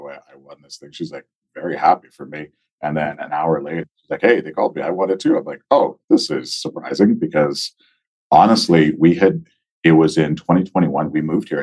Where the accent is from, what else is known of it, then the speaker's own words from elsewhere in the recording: Nigeria; also born or lived in Guelph, Ontario, Canada; now in Edmonton, Canada; I was born in Nigeria with my mother, my sister, my father. He came to Canada to finish his PhD, and we were in Nigeria for a while. So when we first immigrated, we immigrated to Guelph, Ontario